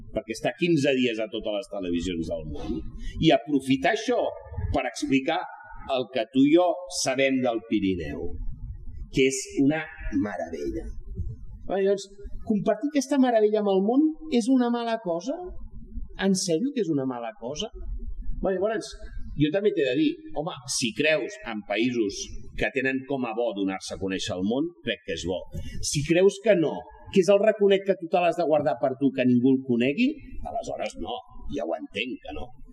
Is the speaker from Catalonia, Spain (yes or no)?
yes; Catalonia, Spain; ho defenso com a català